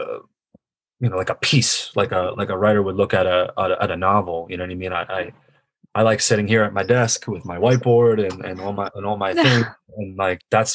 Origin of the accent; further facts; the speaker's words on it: New York, United States; also born or lived in Long Island, New York; I grew up in Canarsie, New York, before I moved to Long Island